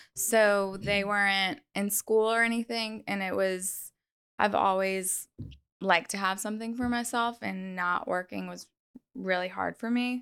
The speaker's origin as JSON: {"language": "English", "area": "North Shore", "region": "Louisiana", "country": "United States", "tie": "born or raised there", "said": "I'm born and raised on the North Shore"}